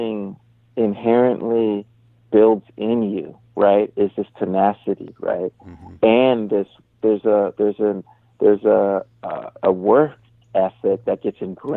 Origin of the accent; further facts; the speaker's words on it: San Jose, California, United States; I grew up in San Jose, California